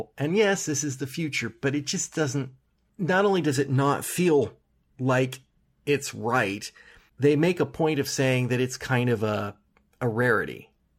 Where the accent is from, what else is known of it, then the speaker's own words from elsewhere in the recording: United States; apparently it did not take long for my speech patterns to alter enough that it didn't sound American anymore